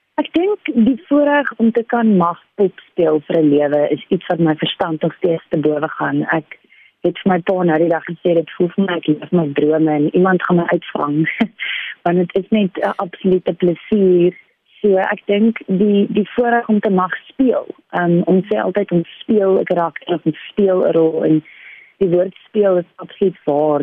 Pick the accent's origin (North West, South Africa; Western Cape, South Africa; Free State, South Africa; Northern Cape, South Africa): Western Cape, South Africa; Paarl; moved away as an adult; now in Cape Town, South Africa; Ek is oorspronklik van die Parel af. Ek was daar op skool.